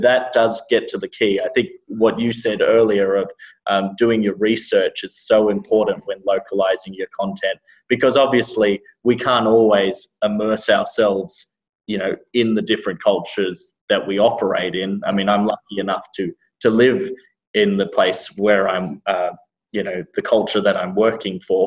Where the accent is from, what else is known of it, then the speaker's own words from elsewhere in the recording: Sydney, New South Wales, Australia; moved away as an adult; also born or lived in Vietnam / Thailand; now in United States; I was born and raised in Sydney. Moved to America 3.5 years ago.